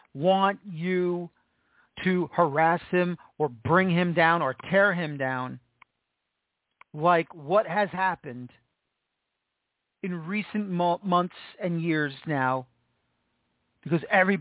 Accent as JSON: {"language": "English", "town": "New York City", "region": "New York", "country": "United States", "said": "I'm from New York City. I'm from the Bronx"}